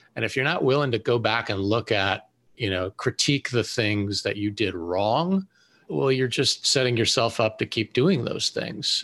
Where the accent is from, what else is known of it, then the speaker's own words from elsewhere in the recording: Western Pennsylvania, United States; moved away as an adult; I grew up in Western Pennsylvania and joined the Navy to fly airplanes